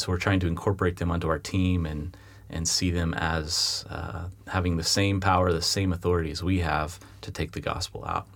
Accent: United States; moved away as an adult; now in London, United Kingdom; as an American

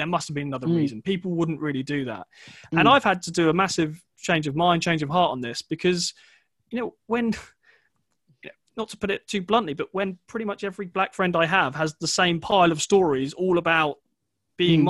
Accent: England, United Kingdom; I grew up outside of London

